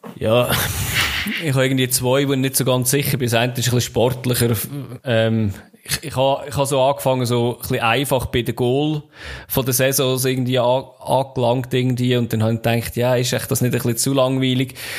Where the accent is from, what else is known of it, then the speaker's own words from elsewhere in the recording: Central Switzerland, Switzerland; bei uns in der Innerschweiz